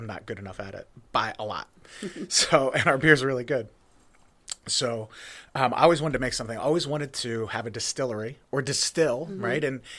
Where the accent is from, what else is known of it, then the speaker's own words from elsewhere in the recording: Jersey Shore, Pennsylvania, United States; So I told you I'm from Jersey Shore, Pennsylvania. That's where Pine Creek is.